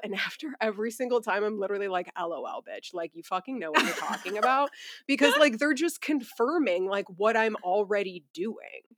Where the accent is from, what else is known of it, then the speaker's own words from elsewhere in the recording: Buffalo, New York, United States; now in Asheville, United States; We're originally from Buffalo